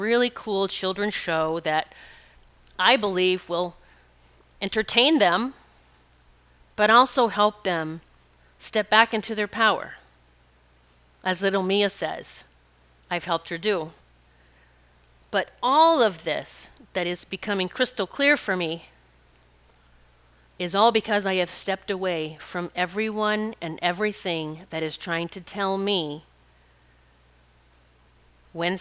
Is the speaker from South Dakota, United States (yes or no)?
yes; Rapid City, South Dakota, United States; I grew up in Rapid City, and our playground was mountains